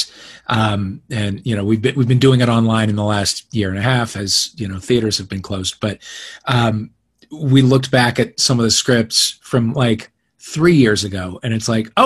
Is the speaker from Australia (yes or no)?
no; Kirkwood, Missouri, United States; moved away as an adult; now in Los Angeles, United States; I grew up in Kirkwood